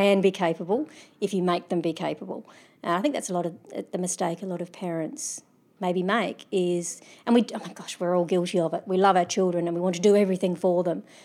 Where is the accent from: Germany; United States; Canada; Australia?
Australia; also born or lived in Adelaide; being Australian, I'm privileged. I live in Adelaide